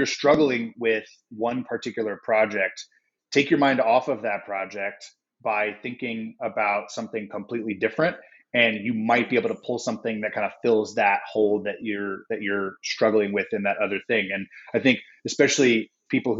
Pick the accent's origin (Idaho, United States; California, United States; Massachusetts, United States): California, United States; San Diego; We grew up in San Diego